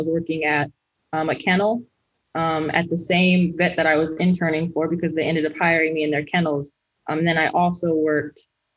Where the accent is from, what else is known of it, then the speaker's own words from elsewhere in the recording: Kansas City, Missouri, United States; also born or lived in Columbia, Missouri; I am originally from Kansas City, Missouri, born and raised